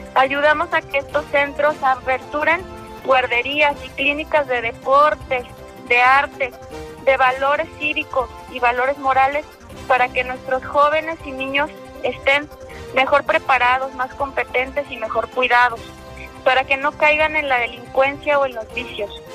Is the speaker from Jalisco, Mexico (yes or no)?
yes; Zapopan, Jalisco, Mexico; Soy zapopana, soy mexicana